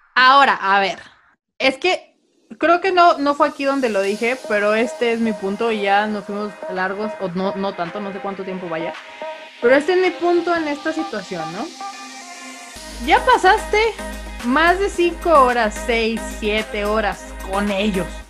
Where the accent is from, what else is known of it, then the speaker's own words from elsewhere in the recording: northern Mexico, Mexico; siendo norteña